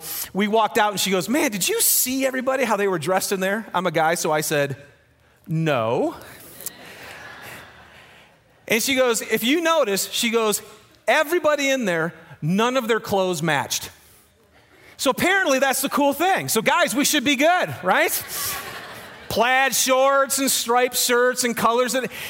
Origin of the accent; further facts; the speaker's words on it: Michigan, United States; moved away; Now, I'm from Michigan, and when you fish in Michigan, you fish in lakes. So I hadn't fished in a river, I don't think, until I moved to Utah.